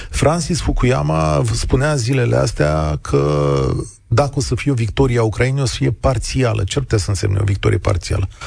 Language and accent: Romanian; Moldova; now in Romania; sunt basarabean.